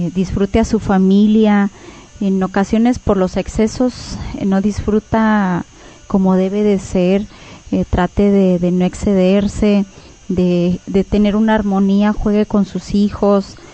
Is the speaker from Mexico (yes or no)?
yes; Mexico; como cultura mexicana